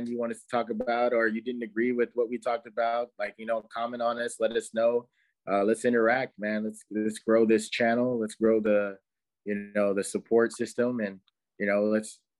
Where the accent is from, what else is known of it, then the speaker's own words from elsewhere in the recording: California, United States; moved away; I'm from California, I don't live there no more